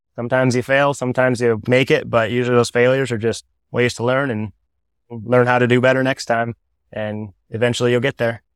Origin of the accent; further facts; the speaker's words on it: Toledo, Iowa, United States; also born or lived in Pella, Iowa; Originally from this area, South Tama was my school district, the southern half of Tama County. I grew up in Toledo